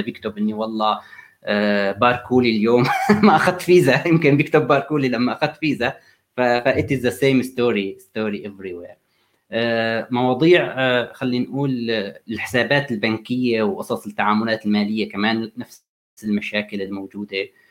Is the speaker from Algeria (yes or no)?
no; Syria; moved away; انا سوري